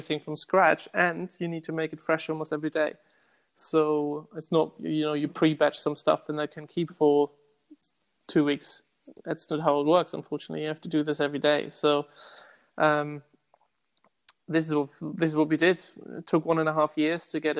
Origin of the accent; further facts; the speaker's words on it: Hamburg, Germany; moved away as an adult; also born or lived in Hong Kong / Bangkok / Macau / Saudi Arabia; now in London, United Kingdom; I'm originally from Hamburg, Germany